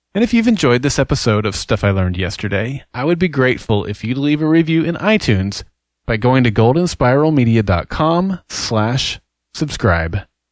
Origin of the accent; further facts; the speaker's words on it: Oklahoma, United States; I'm from Oklahoma and an avid Sooner